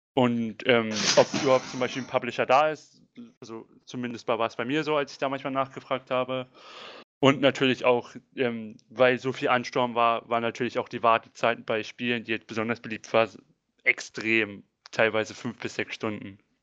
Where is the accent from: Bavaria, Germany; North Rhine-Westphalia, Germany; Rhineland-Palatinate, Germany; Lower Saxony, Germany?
Lower Saxony, Germany; Braunschweig; komme aus dem Großraum Braunschweig.